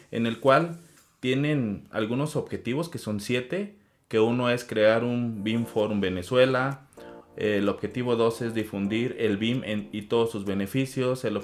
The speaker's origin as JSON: {"language": "Spanish", "country": "Mexico", "said": "como mexicanos"}